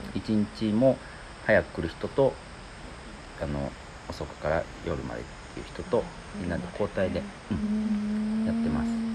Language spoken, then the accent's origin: Japanese; Iida, Nagano, Japan; moved away as an adult; now in Nakagawa, Japan; 僕飯田出身なんですけど戻ってきたんですけど